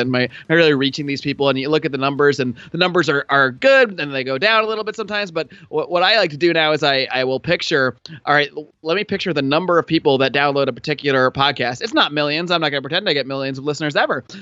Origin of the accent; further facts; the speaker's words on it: Connecticut, United States; also born or lived in Buffalo, New York; now in California, United States; I was originally born in Buffalo, New York, and then I, I, uh, when I was about eight years old, my family moved to Connecticut